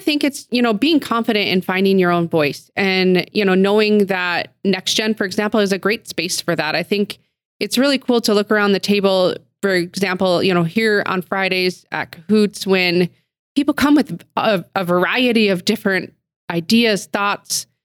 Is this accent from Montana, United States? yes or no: yes; Billings, Montana, United States; I am a, you know, a Billings girl through and through, born and raised in the Heights